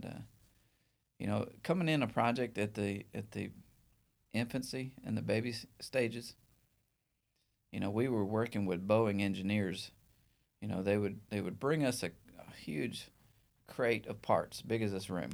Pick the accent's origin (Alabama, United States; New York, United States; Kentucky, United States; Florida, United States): Alabama, United States; northeast; also born or lived in Mobile; the northeast part of Alabama